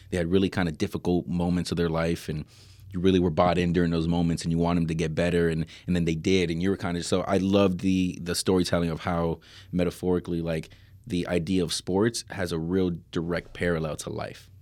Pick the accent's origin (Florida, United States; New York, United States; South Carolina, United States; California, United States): Florida, United States; Miami; I'm from Miami